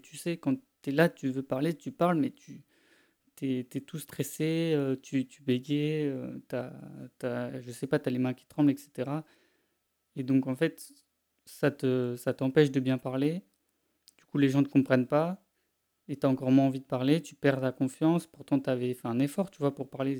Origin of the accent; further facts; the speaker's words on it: France; accent: French; mon accent français